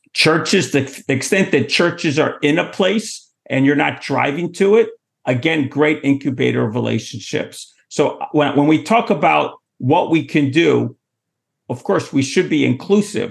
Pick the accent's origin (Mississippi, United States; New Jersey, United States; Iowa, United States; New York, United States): New York, United States; New York City; I'm from Manhattan